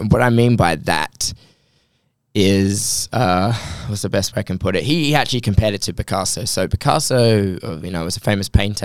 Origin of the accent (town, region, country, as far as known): Australia